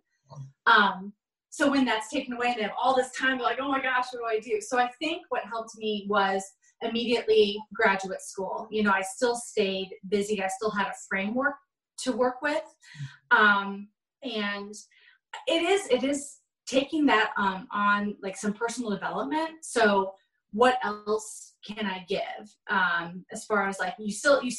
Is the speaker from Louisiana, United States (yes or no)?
no; Omaha, Nebraska, United States; moved away; my hometown, Omaha, Nebraska